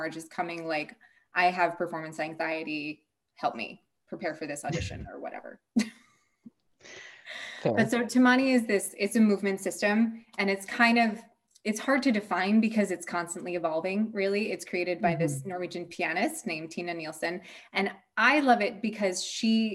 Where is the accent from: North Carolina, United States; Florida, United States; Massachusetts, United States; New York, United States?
Massachusetts, United States; also born or lived in United Kingdom / Denmark; now in Sweden; I'm from Massachusetts and I live in Sweden